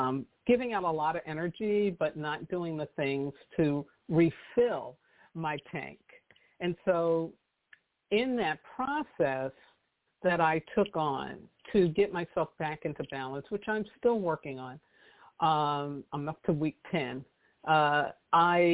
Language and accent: English; New York City, New York, United States; I grew up in New York City